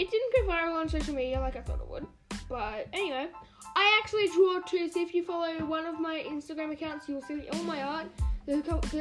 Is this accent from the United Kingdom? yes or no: no; Australia; So I am Australian